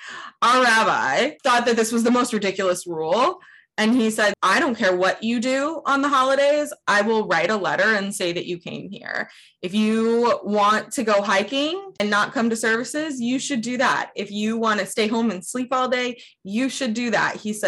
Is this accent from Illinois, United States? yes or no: no; Northern Indiana, United States; I grew up in Indiana, Northern Indiana. I went to a pretty small school system, and we were one of two Jewish families in the school system.